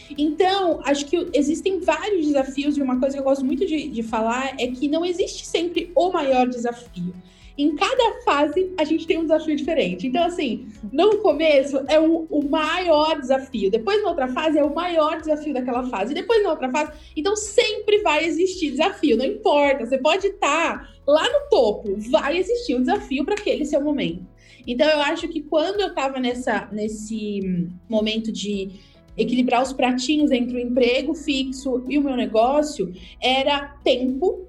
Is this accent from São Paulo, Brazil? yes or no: yes; Santos, São Paulo, Brazil; eu sou de Santos.